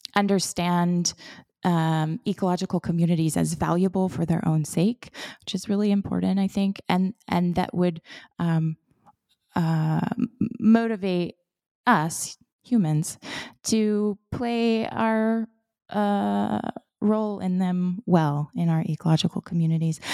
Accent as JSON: {"language": "English", "region": "Florida", "country": "United States", "tie": "born or raised there", "said": "I was born and raised in Florida in a, um, coastal community"}